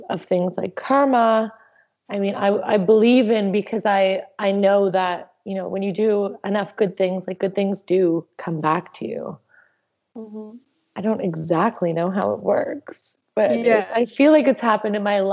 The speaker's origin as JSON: {"language": "English", "country": "Canada", "said": "I'm from Canada"}